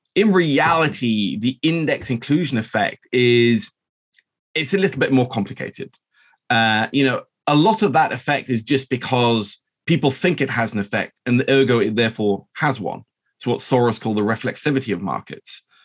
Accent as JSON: {"language": "English", "region": "Oslo", "country": "Norway", "tie": "born or raised there", "said": "I'm half Norwegian. I grew up here in Oslo"}